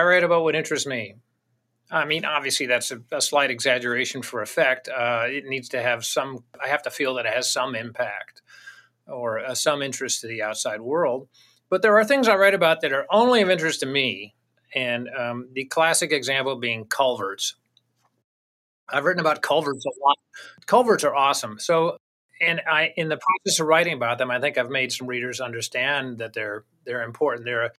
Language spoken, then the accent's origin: English; Virginia, United States; also born or lived in Tennessee; now in New Hampshire, United States; Tennessee, I grew up in Virginia, Tennessee, West Virginia, and then up in New Hampshire.